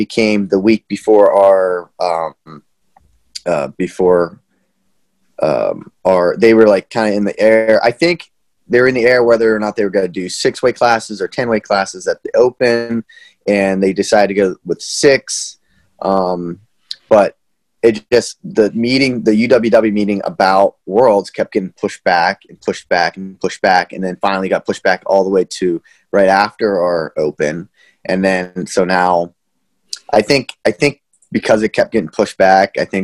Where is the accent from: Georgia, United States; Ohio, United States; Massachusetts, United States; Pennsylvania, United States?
Pennsylvania, United States; Armagh; moved away as an adult; also born or lived in Johnstown, Pennsylvania / Chapel Hill, North Carolina; I was born in Johnstown. I have a twin brother. So we grew up in around Armagh. It's New Florence, PA